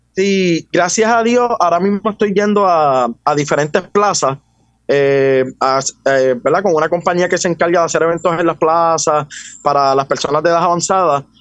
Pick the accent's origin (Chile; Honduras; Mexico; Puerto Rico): Puerto Rico; Juncos; also born or lived in Caguas, Puerto Rico; Yo soy del pueblo de Juncos.